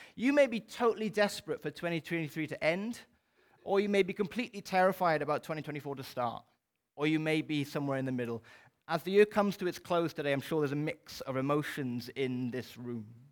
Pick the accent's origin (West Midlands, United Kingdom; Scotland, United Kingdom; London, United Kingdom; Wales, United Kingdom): Wales, United Kingdom; as a Welsh person